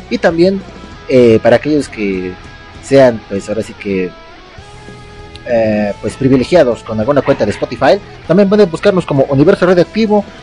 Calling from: Ecuador; ah, bueno … saludándoles desde Ecuador, algún lugar en Ecuador.

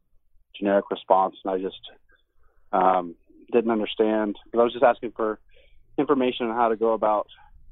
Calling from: Elk Grove, California, United States; I'm calling from Elk Grove, California.

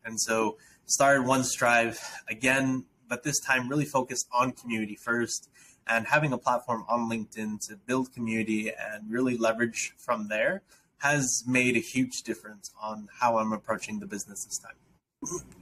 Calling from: Matamoros, Tamaulipas, Mexico; I am calling in from Matamoros, Mexico, actually, where my wife and I have a nonprofit um, where we're serving youth in underprivileged communities that we actually live in.

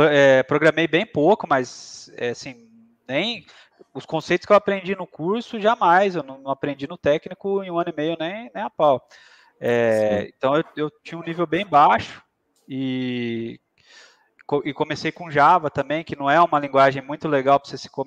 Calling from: Aguaí, São Paulo, Brazil; tô falando, eu falo do interior de São Paulo, né? Eu moro numa cidade pequena aqui no interior de São Paulo, se chama Aguaí.

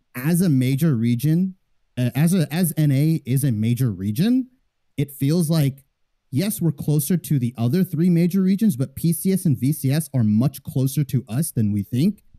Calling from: Fullerton, California, United States; calling from Orange County, California

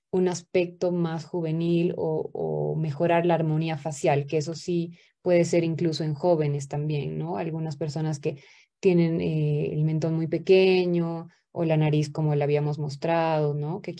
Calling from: La Paz, Bolivia; Buenas noches, yo soy boliviana acá desde La Paz.

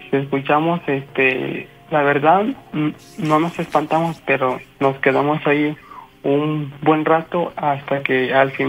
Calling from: Córdoba, Veracruz, Mexico; De aquí de San Nicolás, de la ciudad de, de Córdoba.

